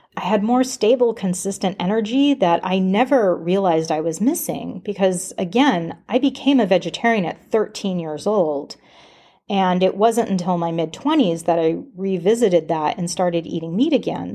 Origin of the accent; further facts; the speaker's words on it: Alaska, United States; moved away as an adult; also born or lived in Washington State; growing up in Alaska